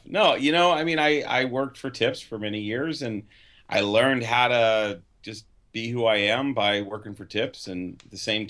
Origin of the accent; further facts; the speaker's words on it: Phoenix, Arizona, United States; now in California, United States; my friends I grew up with in Phoenix, even though I live out here in California.